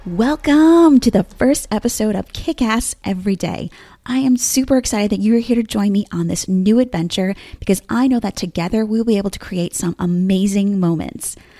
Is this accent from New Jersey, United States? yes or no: yes; Bergen County, New Jersey, United States; moved away as an adult; now in Williamsburg, United States; I'm originally from New Jersey, Bergen County to be exact, and have now lived in Williamsburg, Virginia for the last fifteen and a half years